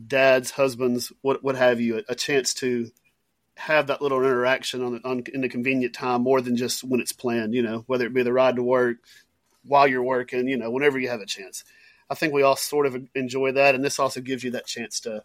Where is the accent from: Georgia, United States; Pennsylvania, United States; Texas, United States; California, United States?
Texas, United States; East; I'm from East Texas